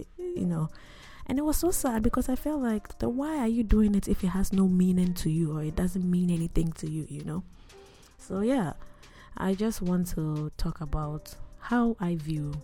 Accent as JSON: {"language": "English", "area": "Akuapem", "region": "Eastern Region", "country": "Ghana", "said": "I am Christian before I am Ghanaian, before I am Ekuyapim"}